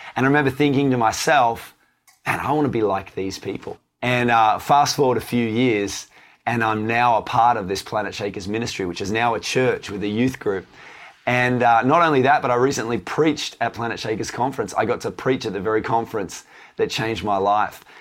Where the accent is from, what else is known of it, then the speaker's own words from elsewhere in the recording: Tasmania, Australia; So, I grew up in Tasmania. So, for those of you not from Australia, Tasmania is uh, the little island down the, the south of Australia.